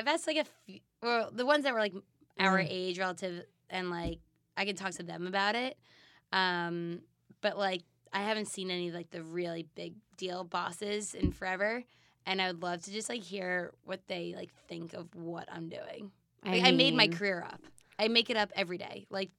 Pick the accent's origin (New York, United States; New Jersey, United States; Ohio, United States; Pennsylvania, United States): New York, United States; Manhasset; born or raised there